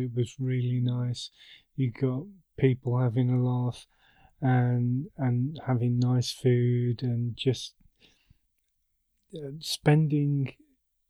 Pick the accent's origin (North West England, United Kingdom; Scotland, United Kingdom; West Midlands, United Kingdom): West Midlands, United Kingdom; Birmingham; being a Brummie